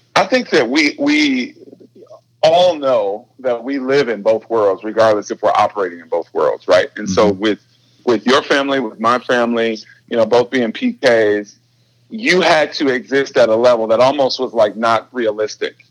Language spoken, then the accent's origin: English; Detroit, Michigan, United States; now in Redmond, United States; we grew up in Detroit, which is like music city.